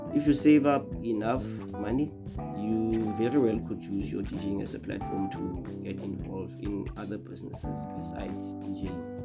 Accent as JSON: {"language": "English", "town": "Kimberley", "region": "Northern Cape", "country": "South Africa", "said": "I'm from Northern Cape, Kimberley, in a country called Vergenoeg"}